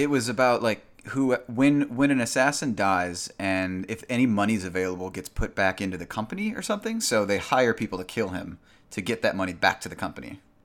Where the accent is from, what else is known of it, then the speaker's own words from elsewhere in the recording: Kankakee, Illinois, United States; my hometown, Kankakee.